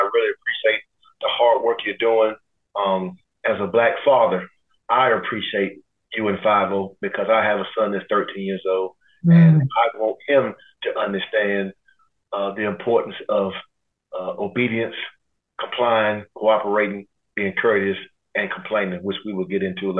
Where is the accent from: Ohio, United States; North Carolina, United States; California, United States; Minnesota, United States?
North Carolina, United States; Durham; I was born and raised in Durham, North Carolina. Those of y'all from Durham, I grew up in a neighborhood called Turnkey. I don't know if it's still called Turnkey.